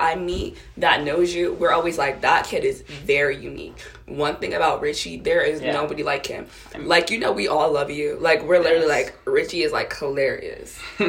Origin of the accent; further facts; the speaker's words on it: Lawrenceville, New Jersey, United States; I'm a Central Jersey girl born and raised because I am from Lawrenceville, right in between the capital and right in between Princeton, like Princeton University. I am a Central Jersey girl, hands down.